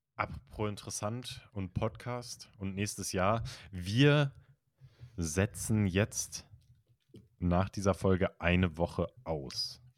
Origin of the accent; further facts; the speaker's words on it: Kiel, Schleswig-Holstein, Germany; ich komme aus Kiel